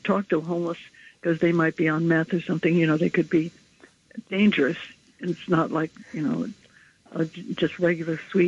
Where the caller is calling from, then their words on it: Chelsea, New York, United States; I'm calling from Chelsea